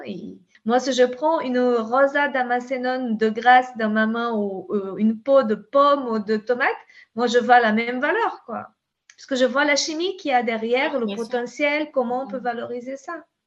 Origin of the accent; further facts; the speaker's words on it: the Pampa, Rio Grande do Sul, Brazil; French is a second language; now in France; je suis brésilienne, tu sais, à la base